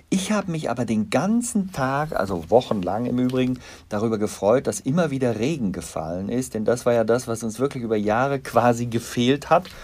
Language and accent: German; Bonn, North Rhine-Westphalia, Germany; Ich bin Rheinländer, ich bin in Bonn geboren.